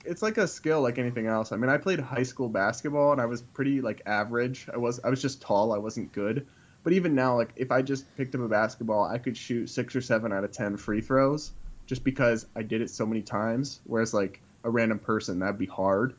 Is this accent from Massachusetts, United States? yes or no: yes; Massachusetts, United States; I'm from New England. I'm from Massachusetts